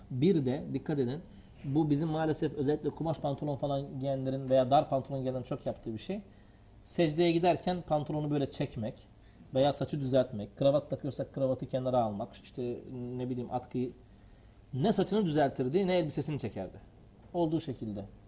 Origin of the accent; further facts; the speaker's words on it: Siirt, Siirt Province, Turkey; biz e, Siirtliyiz.